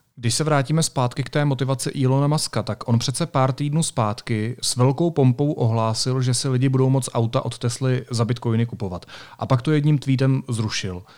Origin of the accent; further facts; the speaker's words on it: Sokolov District, Karlovy Vary Region, Czechia; já pocházím ze Sokolovska